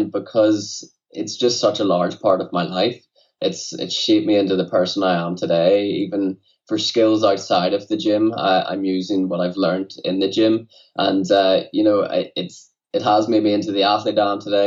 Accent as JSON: {"language": "English", "town": "Newtownards", "region": "Northern Ireland", "country": "United Kingdom", "tie": "born or raised there", "also_born_or_lived": "Dublin", "said": "my hometown, Newtownards."}